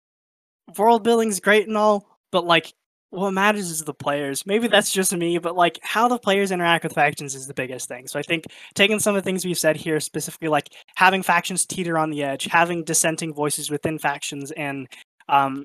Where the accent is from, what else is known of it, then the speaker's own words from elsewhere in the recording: United States; I grew up in America and I'm largely white passing